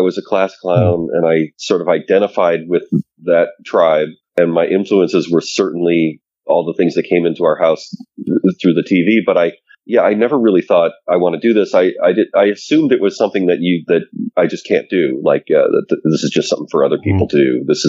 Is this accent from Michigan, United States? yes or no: yes; suburbs of Detroit, Michigan, United States; I grew up in the Midwest, suburbs of Detroit.